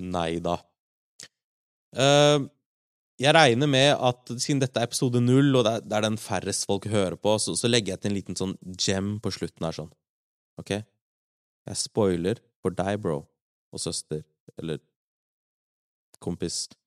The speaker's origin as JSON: {"language": "Norwegian", "town": "Larvik", "region": "Vestfold", "country": "Norway", "tie": "born or raised there", "also_born_or_lived": "Oslo", "said": "Jeg er oppvokst i Larvik, eh, men født i Oslo"}